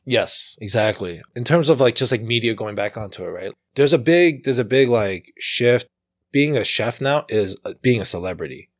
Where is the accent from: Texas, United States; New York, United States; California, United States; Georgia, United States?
New York, United States; New York City; We're born and raised in Flushing, for most part of our life